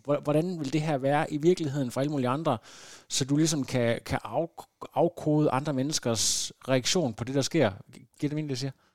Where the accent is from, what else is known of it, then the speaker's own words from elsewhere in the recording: Lem, Central Denmark Region, Denmark; som barn på Lem Stationsskole øh, i, i det mørke Vestjylland